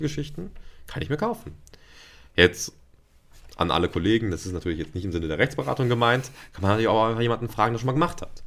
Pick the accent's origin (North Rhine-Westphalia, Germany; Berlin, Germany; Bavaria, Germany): North Rhine-Westphalia, Germany; Ruhr area; moved away as an adult; also born or lived in Paderborn / Bielefeld / Hanover; ich komme aus dem Ruhrgebiet und im Ruhrgebiet äh, bin ich zwar aufgewachsen